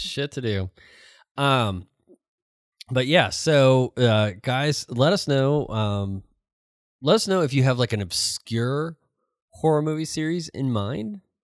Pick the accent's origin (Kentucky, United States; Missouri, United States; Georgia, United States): Missouri, United States; St. Louis; moved away; I grew up in Saint Louis